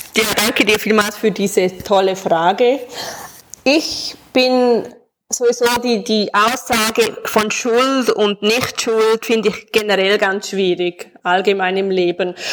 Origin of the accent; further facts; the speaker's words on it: Switzerland; accent: Swiss German; first language Swiss German; meinem eigenen Dialekt